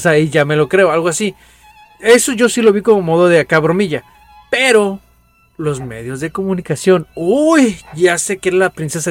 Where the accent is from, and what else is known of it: Mexico